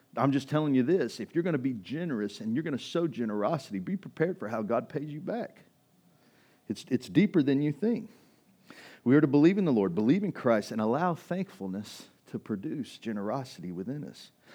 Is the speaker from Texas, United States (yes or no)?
yes; East Texas, United States; growing up in East Texas